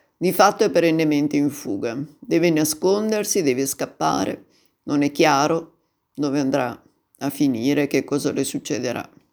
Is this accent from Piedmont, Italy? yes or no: yes; Turin, Piedmont, Italy; io sono del 52 di Torino